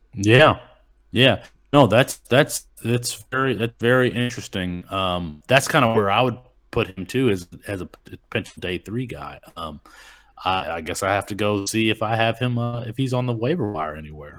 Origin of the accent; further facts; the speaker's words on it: Kalamazoo, Michigan, United States; that's where I grew up in Kalamazoo.